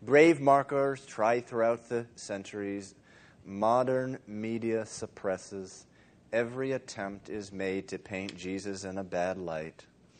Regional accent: Dover, Massachusetts, United States; a little boy of 7 or 8, growing up in Dover, Massachusetts

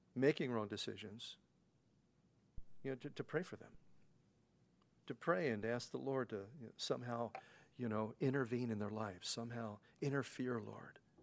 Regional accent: Pennsylvania, United States; now in New York, United States; growing up in Pennsylvania as a kid

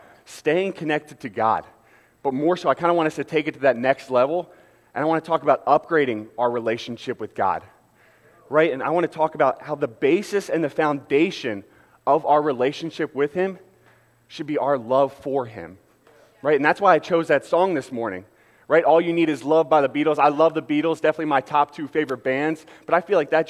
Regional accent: Philadelphia, Pennsylvania, United States; I got to represent my hometown

